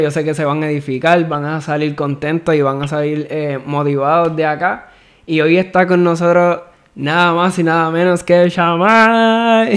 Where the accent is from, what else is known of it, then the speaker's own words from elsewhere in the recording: Dorado, Puerto Rico; Yo soy de Dorado acá